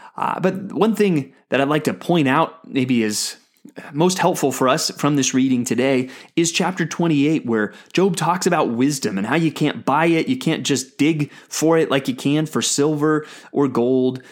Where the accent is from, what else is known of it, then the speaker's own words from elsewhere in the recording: United States; as an American